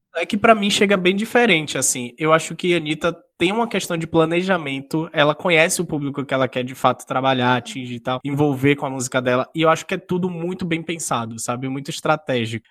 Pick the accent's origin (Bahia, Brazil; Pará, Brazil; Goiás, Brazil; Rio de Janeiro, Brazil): Bahia, Brazil; Eu sou baiano